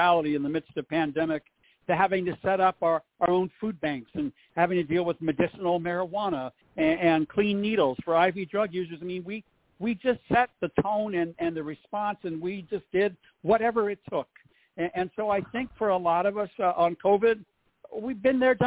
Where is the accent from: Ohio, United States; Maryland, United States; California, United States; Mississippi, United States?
California, United States; Santa Fe Springs; also born or lived in Lincoln Heights, Los Angeles / Orange County / West Hollywood; I'm a native Angeleno. I was born and raised in Los Angeles, born in Lincoln Heights, raised in the area of Santa Fe Springs near Whittier.